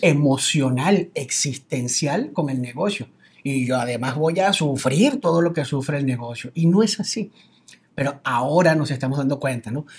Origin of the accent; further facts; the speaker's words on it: Venezuela; now in Mexico; me dices Colombia, Cuba, Venezuela, Venezuela, exactamente